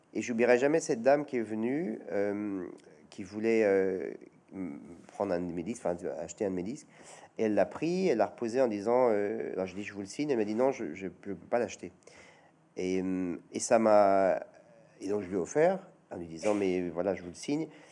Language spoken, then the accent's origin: French; Chambéry, Auvergne-Rhône-Alpes, France; à Chambéry, dans ma ville natale